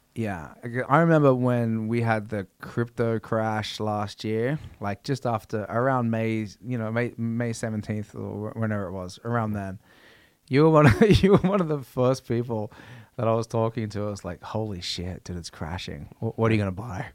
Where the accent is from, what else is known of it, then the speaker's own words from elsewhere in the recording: Australia; growing up in Australia